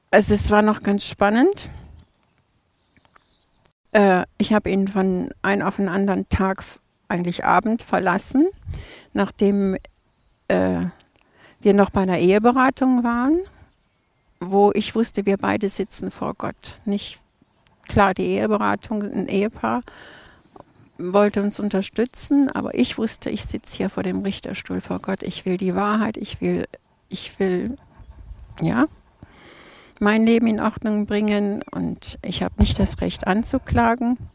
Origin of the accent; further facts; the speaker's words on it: Krefeld, North Rhine-Westphalia, Germany; Äh, Krefeld.